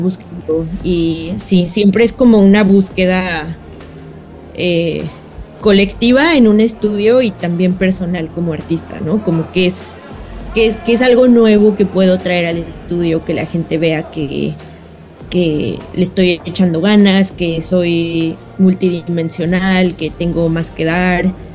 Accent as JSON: {"language": "Spanish", "region": "Guanajuato", "country": "Mexico", "tie": "born or raised there", "moved": "yes", "lives_now": "San Francisco, United States", "said": "yo crecí en México, entonces, obviamente, y sobre todo en Guanajuato"}